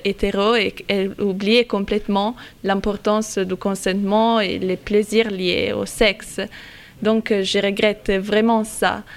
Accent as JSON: {"language": "French", "country": "Italy", "tie": "born or raised there", "moved": "as an adult", "lives_now": "France", "said": "je viens d'Italie. J'ai une éducation sexuelle à partir de l'école primaire"}